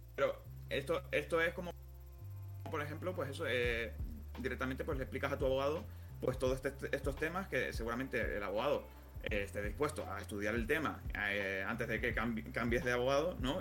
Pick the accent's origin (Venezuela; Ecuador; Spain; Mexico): Spain; Canary Islands; soy, canario